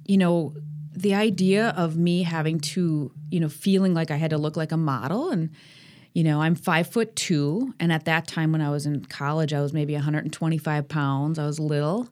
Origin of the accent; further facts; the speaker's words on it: Sheboygan, Wisconsin, United States; moved away as an adult; also born or lived in Milwaukee; what brought me to Milwaukee, because I grew up in Sheboygan